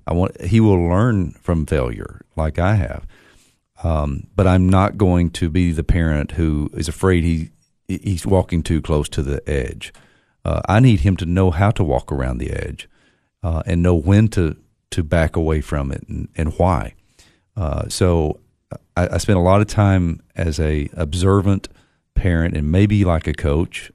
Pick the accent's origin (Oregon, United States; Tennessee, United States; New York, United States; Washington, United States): Tennessee, United States; Monterey; growing up in Monterey